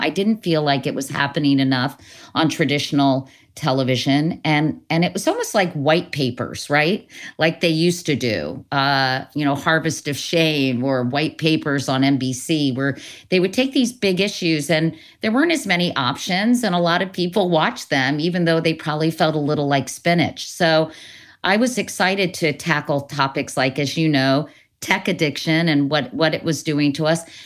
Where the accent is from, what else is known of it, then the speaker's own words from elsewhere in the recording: Northern Virginia, United States; growing up in Northern Virginia, you know, I lived near Lee Highway